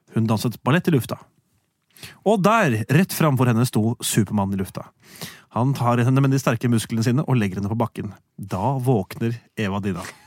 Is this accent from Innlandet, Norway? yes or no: no; Gjerstad, Agder, Norway; fra Gjerstad, en liten bygd i Aust-Agder på grensa til Telemark